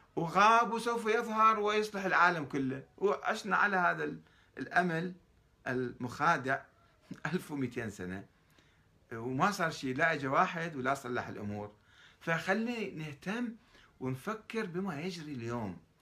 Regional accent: Iraq; also born or lived in Iran

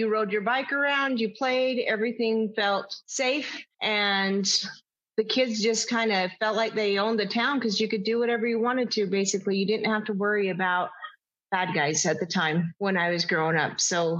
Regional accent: Cokeville, Wyoming, United States; also born or lived in Montpelier, Idaho; There's no hospital in Cokeville, so most of us are born in Montpelier, Idaho, but we're all from there. It's mostly a ranching community. It's tight-knit as far as everybody knows everybody.

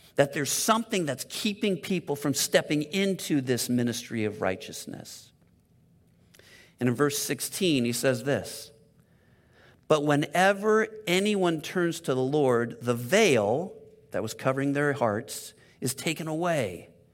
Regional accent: La Cañada Flintridge, California, United States; I've been Southern California my whole life. I grew up in Loch and Yachta, which is over by Pasadena

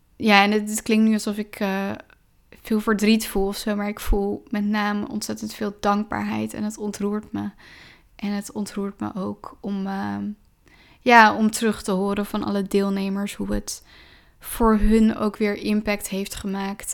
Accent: Driebergen, Utrecht, Netherlands; ik ben opgegroeid in Driebergen

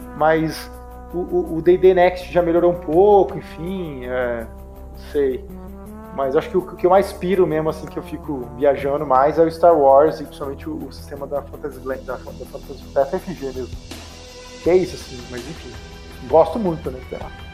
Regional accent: interior of São Paulo, Brazil; eu sou daqui de São Paulo, nascido em São Paulo, mas cresci no interior de São Paulo

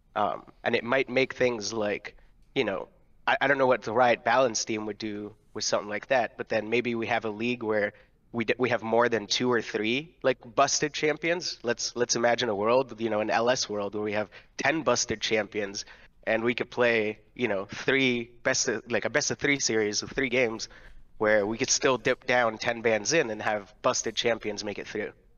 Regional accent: Ontario, Canada; I'm from Ontario as well

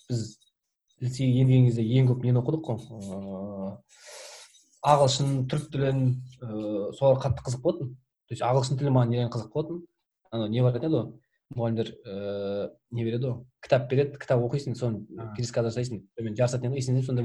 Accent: Oral, West Kazakhstan Region, Kazakhstan; moved away as an adult; also born or lived in Taraz, Kazakhstan / Semey, Kazakhstan / Oskemen, Kazakhstan; негізі тараздың тумасымын по идее мен негізінде ә, тараз жамбыл облысында сол жақта негізі тудым одан кейін барып орал көшіп бардық тоқсан тоғызыншы жылы оралда 15 жылдай тұрдық

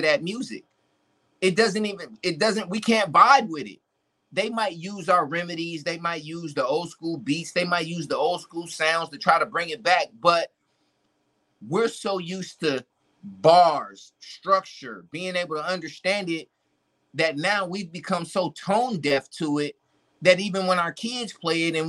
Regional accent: Milwaukee, Wisconsin, United States; moved away; I'm originally from Milwaukee

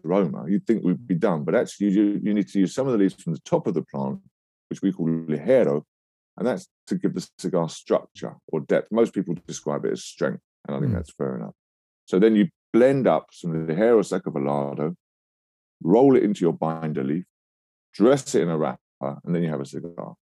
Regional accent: London, United Kingdom; I was born in London

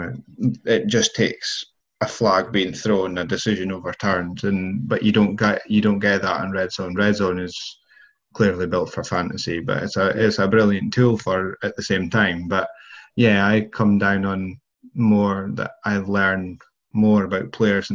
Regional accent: United Kingdom; as many British people are

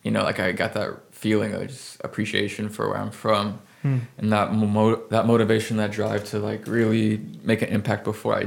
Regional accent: San Antonio, Texas, United States; I moved here when I was 8. I grew up in San Antonio. I still consider myself a Texan.

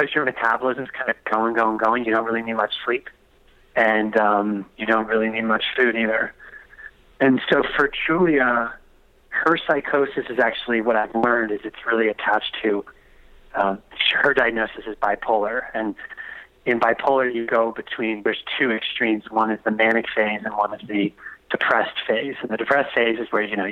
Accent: East Coast, United States; also born or lived in Delaware; I'm from the East Coast.

